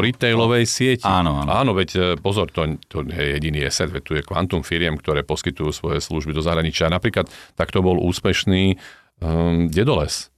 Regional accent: Slovakia; my Slováci

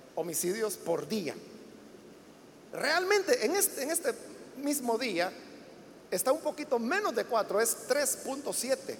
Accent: El Salvador; todos somos salvadoreños y ciudadanos

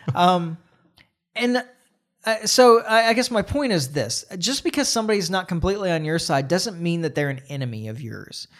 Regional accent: United States

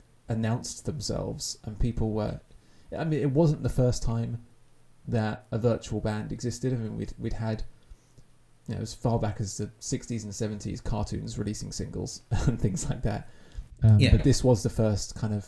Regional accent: Essex, East of England, United Kingdom; a kid growing up in Essex in the early noughties

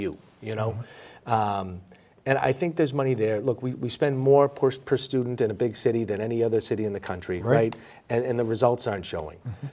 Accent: Boston, Massachusetts, United States; also born or lived in Dorchester; Growing up in Mission Hill, Jamaica Plain

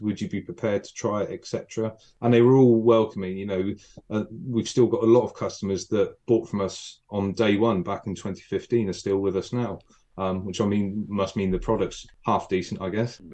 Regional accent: Wimborne, South West England, United Kingdom; I'm from Wimborne, I'm Wimborne and bred.

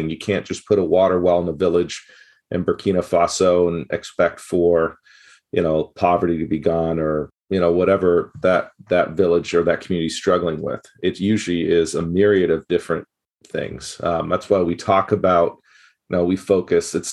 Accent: Gabon; growing up in Gabon, West Africa, um, and then going back there and working as a international worker.

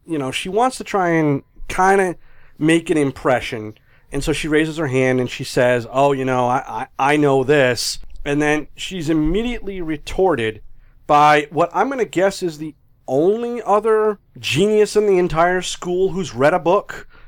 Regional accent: New England, United States; I'm from New England, I don't know what an R is

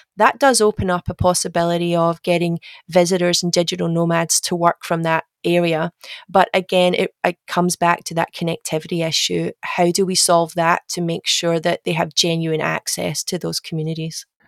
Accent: Glasgow, Scotland, United Kingdom; moved away as an adult; now in Australia; my accent is, is not Australian. I'm sure I'm actually Scottish. I'm from Glasgow. Uh, but I moved to Australia in 2007

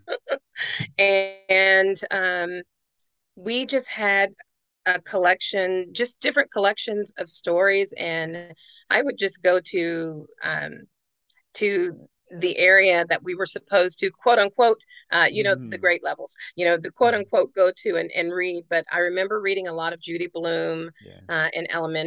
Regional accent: Denton, Texas, United States; I grew up in a town called Denton, Texas

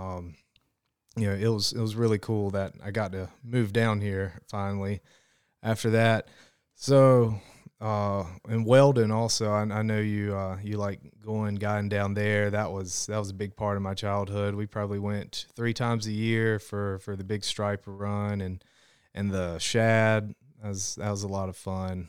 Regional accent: Smithfield, North Carolina, United States; I'm from Smithfield, North Carolina, so, um, up closer towards Raleigh, and I grew up, you know, there really close to the Noose River.

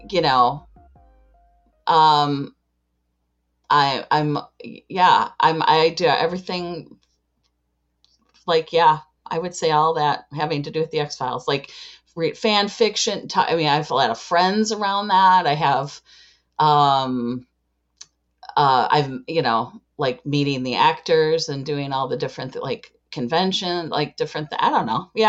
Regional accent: Chicago, Illinois, United States

